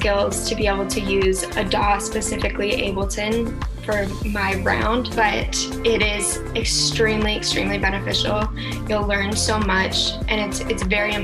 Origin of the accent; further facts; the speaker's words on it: Calgary, Alberta, Canada; also born or lived in Toronto; I'm in Calgary right now. My family is here and I was born and raised here.